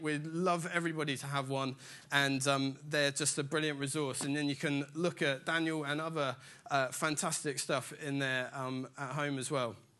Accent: Dorset, South West England, United Kingdom; I grew up in Dorset in a tiny little village in the middle of absolutely nowhere

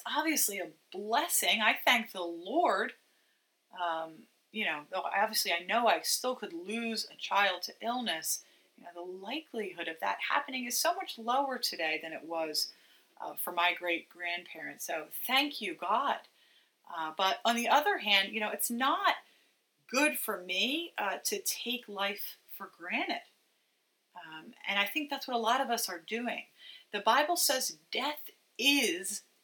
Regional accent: United States; American Christians

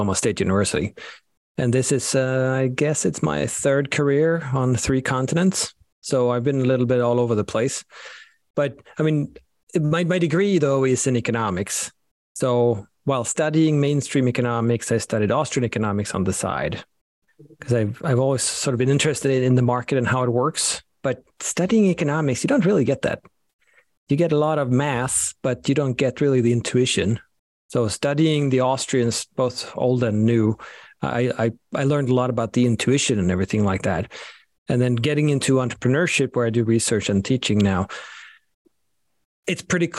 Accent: Sweden; moved away; I'm from Sweden, so both of my names, unfortunately, are very Scandinavian

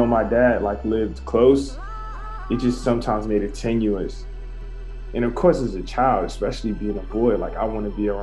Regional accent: Lake Charles, Louisiana, United States; grew up, born and raised in Lake Charles, Louisiana

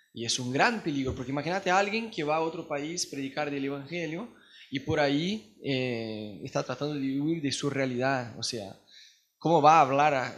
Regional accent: Brazil; Spanish is a second language; now in Argentina; nosotros como brasileños

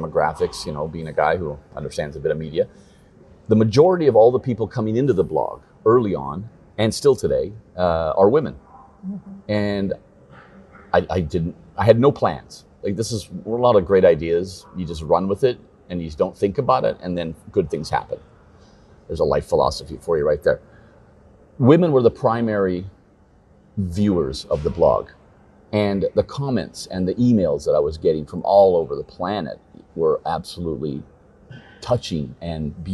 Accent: Copenhagen, Capital Region of Denmark, Denmark; We're from Copenhagen

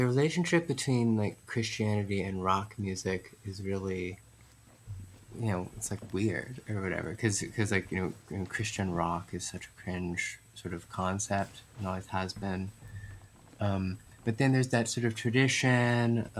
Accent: New York City, New York, United States; I was raised mostly in New York City

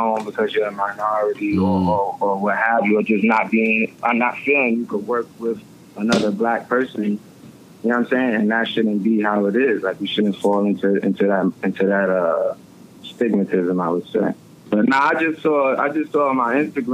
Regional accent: New York City, New York, United States; I'm from Brooklyn. I'm from Clinton Hills. I live in Bed-Stuy

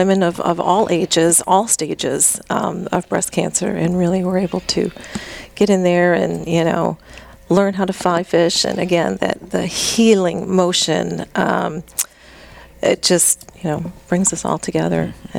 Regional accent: Chicago, Illinois, United States; I'm from Chicago originally, and I moved down here to be with my mom and help take care of my mom.

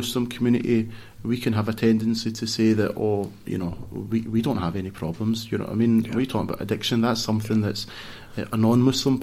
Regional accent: Glasgow, Scotland, United Kingdom; also born or lived in Coatbridge; kind of brought up, most especially from primary school age, in the West End of Glasgow

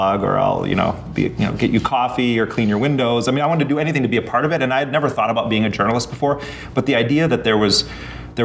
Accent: Milwaukee, Wisconsin, United States; moved away as an adult; I grew up in Milwaukee in Jeffrey Dahmer's neighborhood

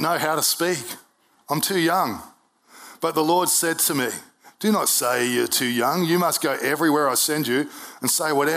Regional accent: Brisbane, Queensland, Australia; I was born in Brisbane Hospital in 1971

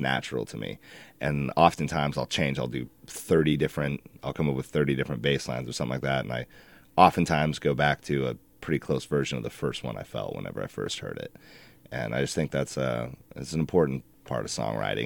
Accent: Alaska, United States; moved away as an adult; now in Portland, United States; we, … and I, the singer, we were raised in Alaska. We lived there

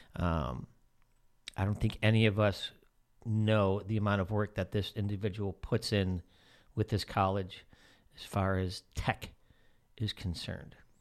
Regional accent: outside of Chicago, Illinois, United States; moved away; I grew up outside of Chicago.

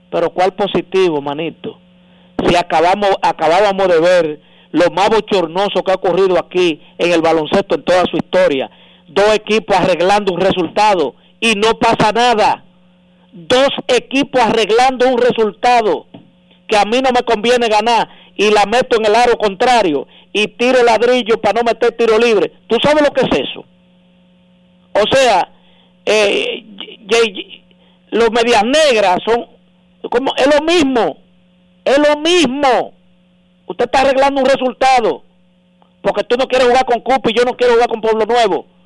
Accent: Dominican Republic; nosotros somos especialistas los dominicanos en, en perdonar eh, actos eh, repudiables

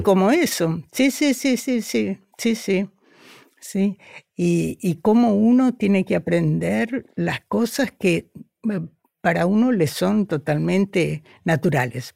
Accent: Argentina; first language Spanish; moved away as an adult; also born or lived in Buenos Aires; now in Brazil; cuando yo me fui de la Argentina

